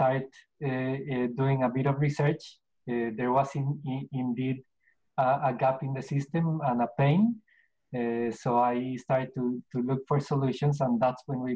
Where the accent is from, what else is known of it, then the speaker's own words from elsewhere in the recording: Bogotá, Colombia; moved away as an adult; now in Australia; I'm from Colombia. I'm from Colombia, and I lived in Colombia all my youth